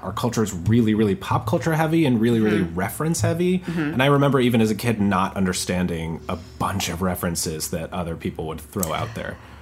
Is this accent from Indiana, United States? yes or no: no; Westchester County, New York, United States; also born or lived in Boston, Massachusetts; I grew up in like in Westchester County